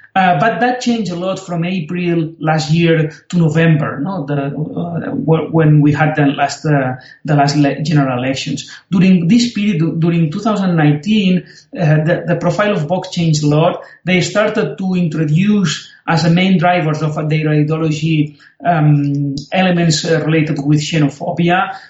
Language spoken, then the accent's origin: English; Spain; also born or lived in Oxford; since I came back from Oxford to, to Spain